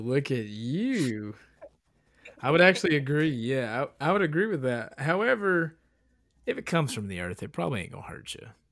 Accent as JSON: {"language": "English", "region": "Appalachian Mountains", "country": "United States", "tie": "born or raised there", "said": "I was raised in the Appalachian fucking mountains"}